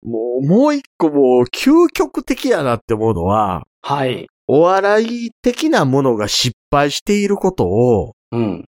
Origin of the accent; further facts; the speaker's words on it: Kansai, Japan; 関西人として